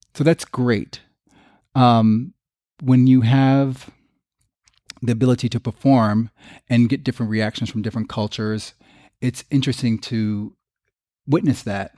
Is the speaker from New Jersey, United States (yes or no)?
yes; Long Branch, New Jersey, United States; growing up in Long Branch, New Jersey